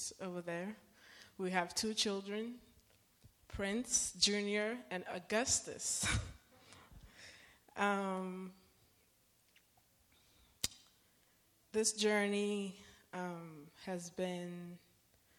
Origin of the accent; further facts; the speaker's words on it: Nigeria; now in United States; I come from a culture, I'm Nigerian, or we are Nigerian